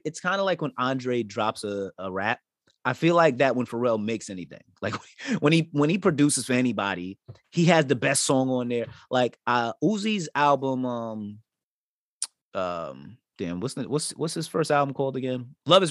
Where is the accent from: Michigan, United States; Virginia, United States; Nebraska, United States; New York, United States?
New York, United States; I'm from New York